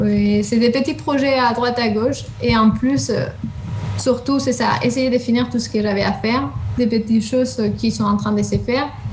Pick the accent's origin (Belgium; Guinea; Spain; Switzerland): Spain; French is a second language; moved away as an adult; also born or lived in southern Spain / England; now in France; je suis espagnole